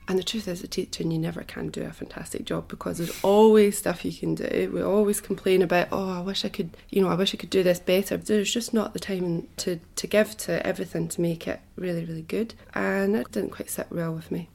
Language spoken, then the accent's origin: English; Scotland, United Kingdom; moved away as an adult; also born or lived in Wanaka, New Zealand; now in Queenstown, New Zealand; I come originally from Scotland. I was brought up there and I lived there until I was 30.